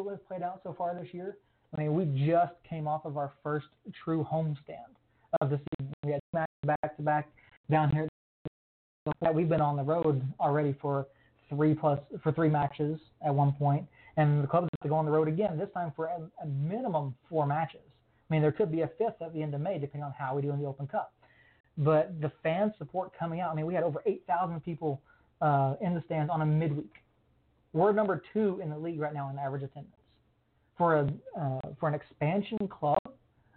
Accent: Atlanta, Georgia, United States; now in New Mexico, United States; I'm originally from the Atlanta area. You know, grew up Braves team

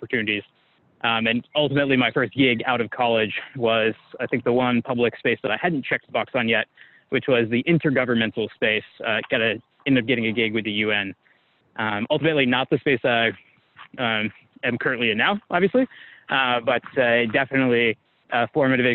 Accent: San Diego, California, United States; my growing up in San Diego, very beautiful area, part of the world

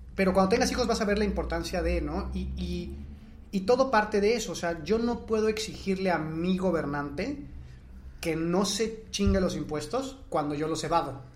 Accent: Mexico; nosotros como mexicanos

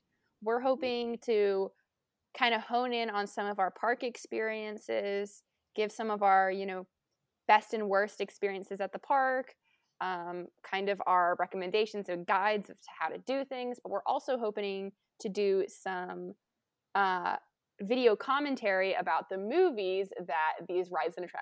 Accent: the Southeast of the United States, United States; We're actually in the same region of the United States. We're all from the Southeast.

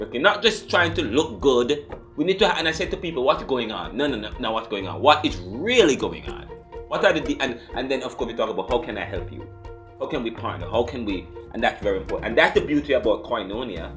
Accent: United States; I'm an American

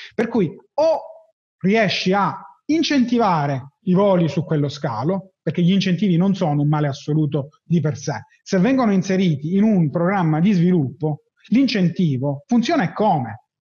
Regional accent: Palermo, Sicily, Italy; sono di Palermo

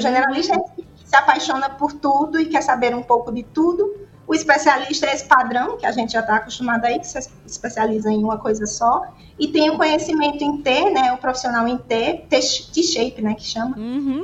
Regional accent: Caruaru, Pernambuco, Brazil; Eu nasci em Caruaru, né? Uma cidade famosa aí pelo artesanato

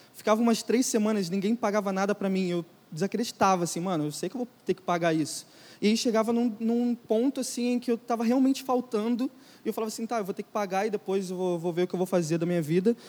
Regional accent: Brazil; a gente é brasileiro

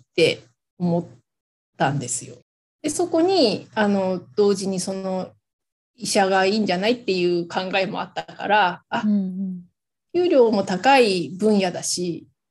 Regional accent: Hokkaido, Japan; moved away as an adult; 地元に帰るっていうのはもう決めていたので、で、それで地元の北海道に帰ってきて

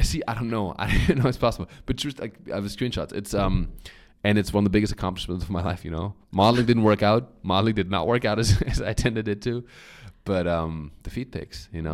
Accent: Germany; accent: German; English is a second language; moved away; I grew up in Germany

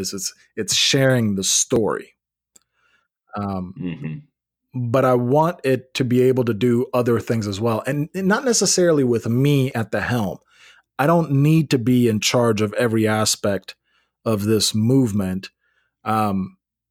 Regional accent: Memphis, Tennessee, United States; now in Nashville, United States; I grew up in Memphis.

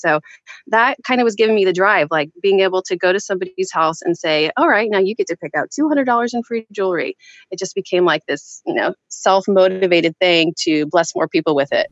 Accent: Kansas, United States; moved away as an adult; now in San Jose, United States; So we are both actually from Kansas. Kansas. I still think of myself as a Kansas girl at heart, um, even though I've lived in San Jose, California now for half my life

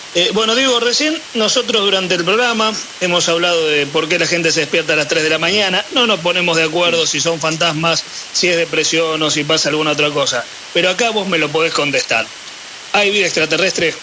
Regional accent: Río Negro, Argentina; moved away as an adult; now in United States; disfruto de mi familia, de mi pueblo

